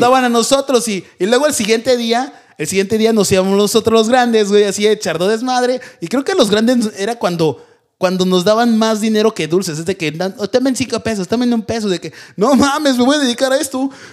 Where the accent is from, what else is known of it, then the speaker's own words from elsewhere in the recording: Mexico; now in United States; nosotros de México pedíamos calaverita